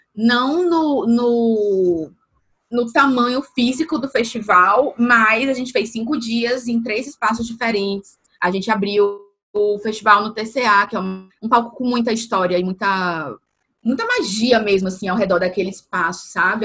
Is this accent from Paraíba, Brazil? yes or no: yes; João Pessoa, Paraíba, Brazil; moved away as an adult; also born or lived in Campina Grande; now in Salvador, Brazil; eu nasci na Paraíba, nasci em Campina Grande, morei desde o, início, desde o final da infância até o final da adolescência em João Pessoa. E hoje eu estou em Salvador.